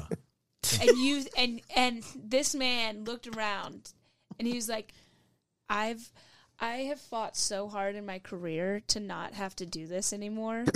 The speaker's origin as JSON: {"language": "English", "town": "Louisville", "region": "Kentucky", "country": "United States", "said": "I'm from Louisville, Kentucky"}